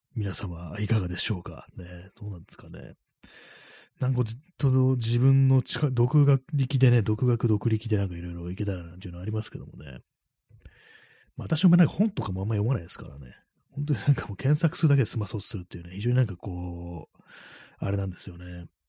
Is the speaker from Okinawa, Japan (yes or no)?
no; Tokyo, Japan; 私東京出身ですけども